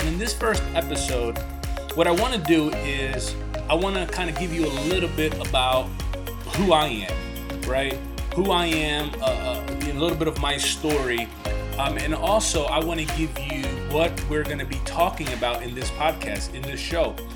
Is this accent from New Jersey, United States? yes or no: yes; New Jersey, United States; also born or lived in Chicago; we ended up moving closer to my grandparents in New Jersey. I grew up in Section 8 housing in a neighborhood where gunshots and drug deals were the norm